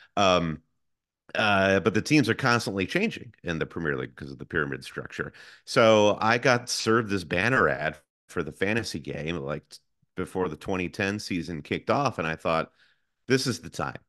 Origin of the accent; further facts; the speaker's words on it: Michigan, United States; moved away; I am originally from Michigan, like my co-host Josh